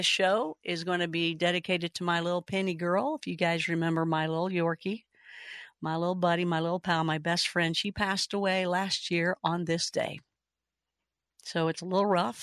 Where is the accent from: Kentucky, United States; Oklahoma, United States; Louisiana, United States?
Kentucky, United States; I am from Kentucky.